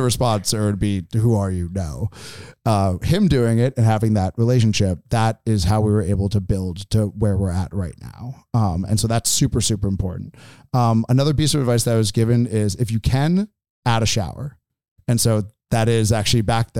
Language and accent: English; Boston, Massachusetts, United States; moved away as an adult; also born or lived in San Francisco; now in Eugene, United States; where I'm from Boston